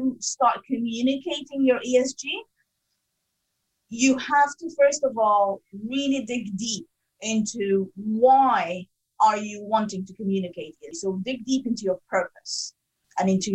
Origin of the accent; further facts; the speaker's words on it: Sudan; also born or lived in Africa; now in United Kingdom; I'm originally from Sudan